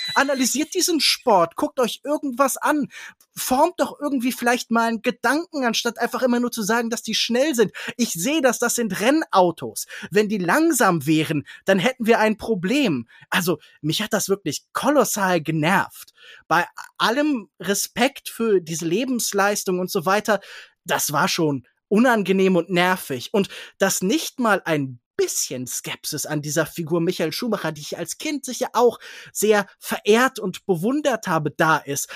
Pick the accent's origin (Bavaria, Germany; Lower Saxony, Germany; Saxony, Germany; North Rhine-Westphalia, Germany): North Rhine-Westphalia, Germany; Kerpen; moved away; also born or lived in Baden-Württemberg; ich habe in Kerpenbrüggen gewohnt, ich bin in Kerpen zur Schule gegangen